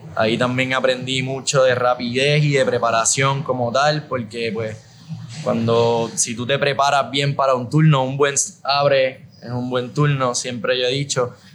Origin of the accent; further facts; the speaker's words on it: Aguadilla, Puerto Rico; also born or lived in San Juan / Rincón; Yo por mi parte soy de, de Aguadilla